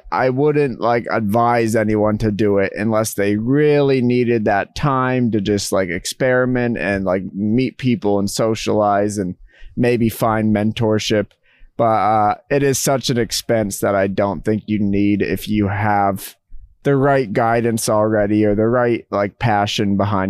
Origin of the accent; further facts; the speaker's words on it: Massachusetts, United States; moved back home to Massachusetts, where Trent, who I know from high school